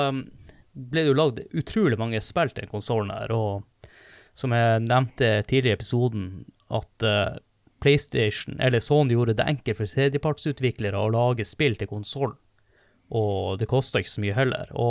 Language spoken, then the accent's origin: Norwegian; Northern Norway, Norway; jeg er nordlending